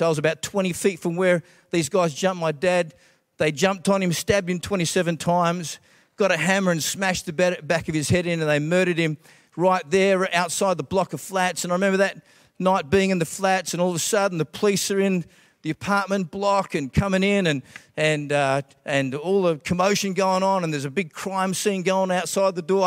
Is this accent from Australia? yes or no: yes; Australia; also born or lived in Scotland; I was born in Scotland, and, uh, the real first memories of growing up were, uh, when we immigrated from Scotland. I've got Scottish parents to Australia